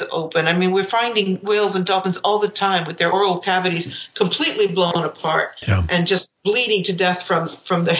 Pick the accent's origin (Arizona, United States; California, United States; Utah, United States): California, United States; San Francisco Bay Area; I grew up in the San Francisco Bay Area with, you know, the music of the 70s